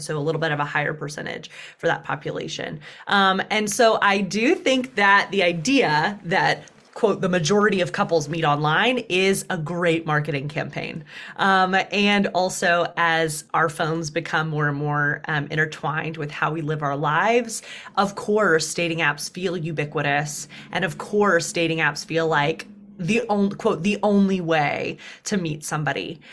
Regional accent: Deep South, United States; accent: twang; moved away as an adult; now in New York, United States; I was raised as an unapologetic feminist in the Deep South

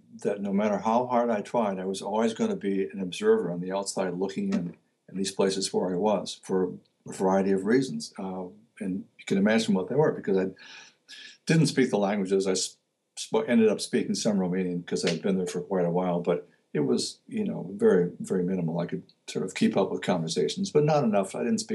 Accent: Detroit, Michigan, United States; also born or lived in Oregon / Virginia; now in Connecticut, United States; where I grew up, which was Detroit

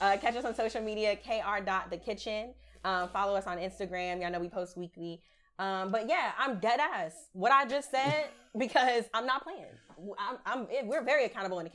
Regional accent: Howard County, Maryland, United States; now in Washington, D.C., United States; I grew up in Howard County, Maryland, around all white people

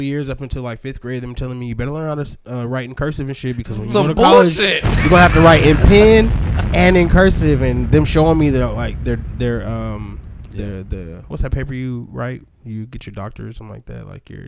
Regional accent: San Bernardino, California, United States; also born or lived in Los Angeles / Hawthorne / Santa Monica / Fontana; I'm from San Bernardino

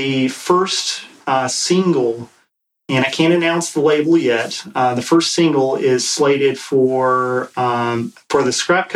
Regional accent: East Coast, United States; I'm from the East Coast

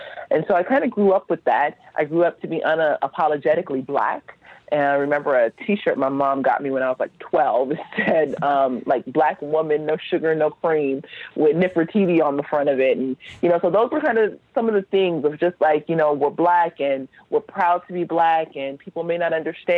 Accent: Los Angeles, California, United States; I grew up in Los Angeles

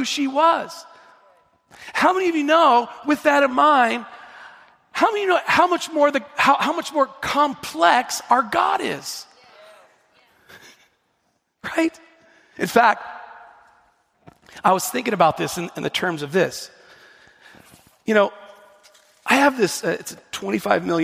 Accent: the Northwest, Pacific Northwest, United States; I'm from the Northwest

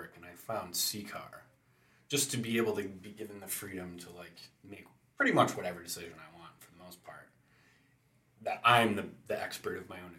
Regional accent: Allington, United States; I grew up in Allington, where I live now

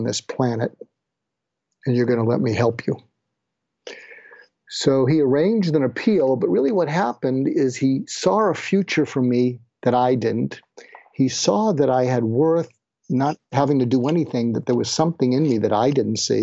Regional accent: outside of Boston, Massachusetts, United States; I grew up outside of Boston with depression-age parents

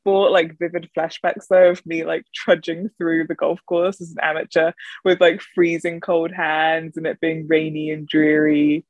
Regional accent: England, United Kingdom; moved away as an adult; also born or lived in Arizona; now in London, United Kingdom; because I'm English. And the weather is our primary topic of conversation in England, is where I am now because I've moved back to England.

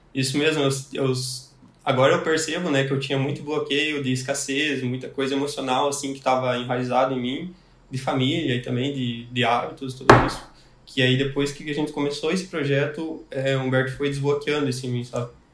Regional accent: Paraná, Brazil; now in Canoas, Brazil; Eu sou natural do Paraná, né? uma cidadezinha lá.

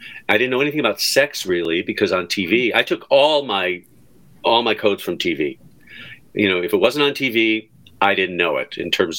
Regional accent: Skokie, Illinois, United States; Cause we're from Skokie. So she had the Skokie accent.

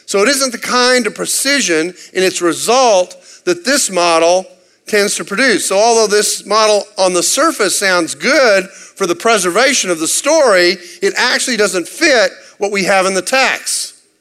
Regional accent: Texas, United States; I'm from Texas

